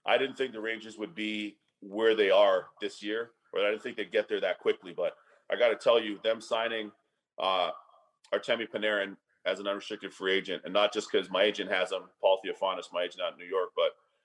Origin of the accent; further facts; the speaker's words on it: Toronto, Ontario, Canada; moved away as an adult; now in United States; my hometown of Toronto